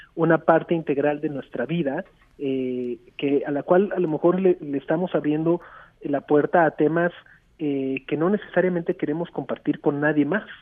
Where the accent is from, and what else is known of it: Mexico